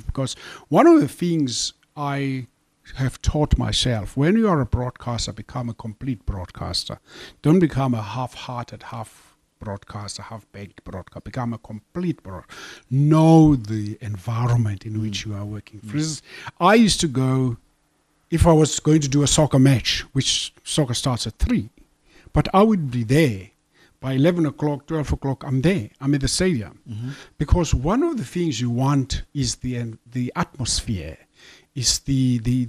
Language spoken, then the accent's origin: English; South Africa; I'm from South Africa